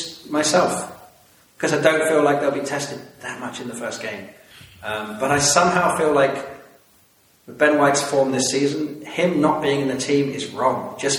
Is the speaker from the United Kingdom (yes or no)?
yes; England, United Kingdom; in addition to being English, I'm also half Iranian